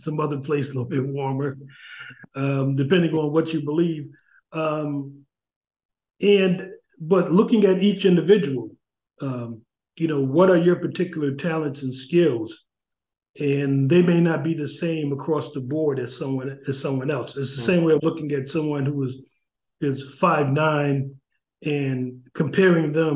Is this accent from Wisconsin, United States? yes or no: no; New Haven, Connecticut, United States; growing up in New Haven, I grew up, you know, in the projects in Ashland Street